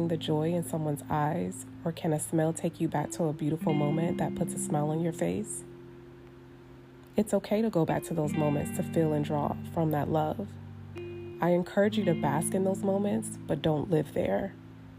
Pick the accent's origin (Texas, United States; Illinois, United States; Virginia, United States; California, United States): California, United States; Northern; also born or lived in Oklahoma City, Oklahoma; I am a true Cali girl at heart, as I was raised in Northern California